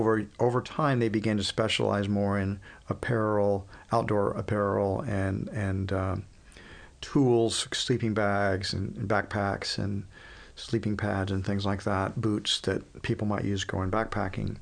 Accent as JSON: {"language": "English", "town": "Houston", "region": "Texas", "country": "United States", "tie": "born or raised there", "lives_now": "Austin, United States", "said": "I grew up in Houston"}